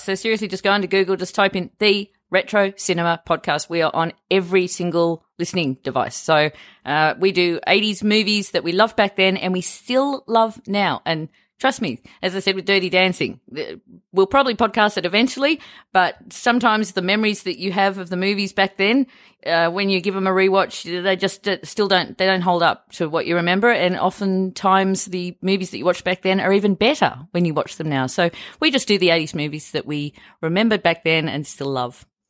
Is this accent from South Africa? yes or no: no; Australia